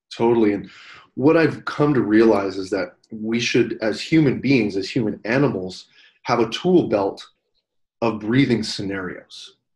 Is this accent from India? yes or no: no; Canada; as a Canadian